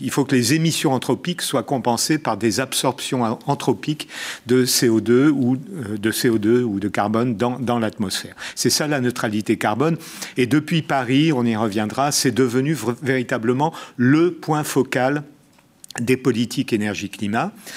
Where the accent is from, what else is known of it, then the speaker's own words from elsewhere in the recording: Algiers, Algiers Province, Algeria; moved away; je suis né à Alger